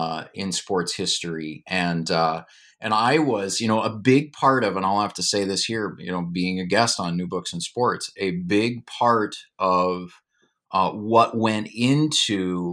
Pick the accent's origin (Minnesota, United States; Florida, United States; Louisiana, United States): Minnesota, United States; Duluth; So in terms of my background, I grew up in Duluth, Minnesota, and I'm someone, I still love winter. I love the cold and snow.